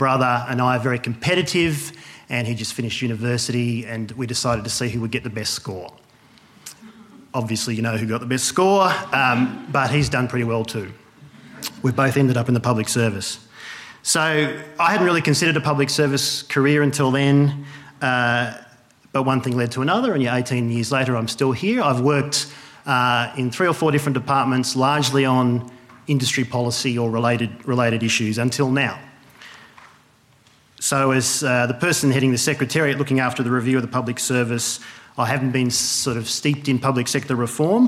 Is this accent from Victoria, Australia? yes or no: no; Wagga Wagga, New South Wales, Australia; moved away; also born or lived in Melbourne; I grew up in Wagga, home of many sporting stars.